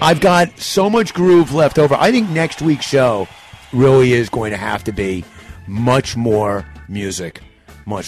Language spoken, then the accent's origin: English; New York, United States; I'm from New York